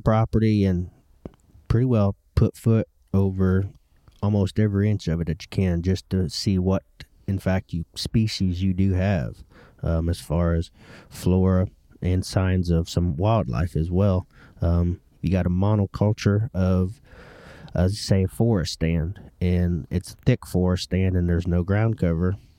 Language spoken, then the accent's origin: English; Ohio, United States; I grew up in Ohio